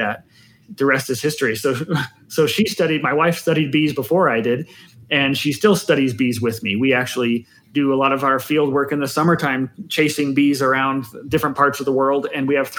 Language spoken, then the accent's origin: English; Provo, Utah, United States; I grew up in northern Provo.